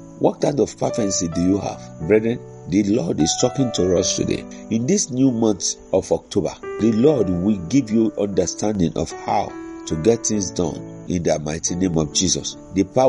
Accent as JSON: {"language": "English", "country": "Nigeria", "said": "As a Nigerian"}